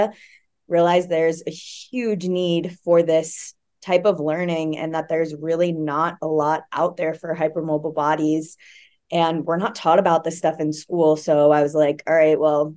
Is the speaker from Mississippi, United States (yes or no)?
no; Florida, United States; also born or lived in Oregon; now in Colorado Springs, United States; I'm originally from Florida